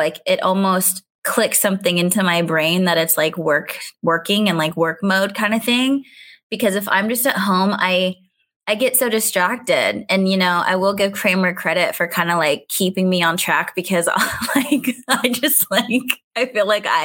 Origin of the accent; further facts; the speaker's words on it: California, United States; moved away as an adult; now in Baltimore, United States; Growing up in California